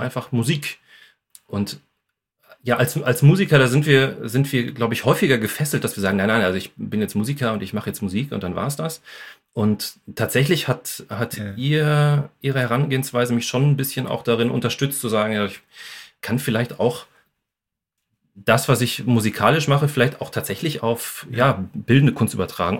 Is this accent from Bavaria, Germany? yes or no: no; Bochum, North Rhine-Westphalia, Germany; moved away as an adult; also born or lived in Essen; now in Wuppertal, Germany; ich bin ja sowieso ursprünglich aus Bochum. Ähm, ja. Also ich habe ähm, den Pott sozusagen auch in mir